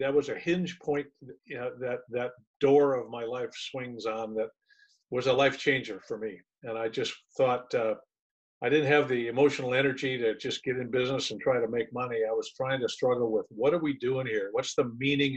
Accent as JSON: {"language": "English", "region": "Michigan", "country": "United States", "tie": "born or raised there", "also_born_or_lived": "San Antonio, Texas", "moved": "as an adult", "lives_now": "California, United States", "said": "I was born in San Antonio, but I didn't like it. I left when I was 6 weeks old. My dad was a howitzer instructor in World War II. He waited until I was born so that the Army could pay for that. And then we all jumped in a car and headed to Michigan, where I was raised"}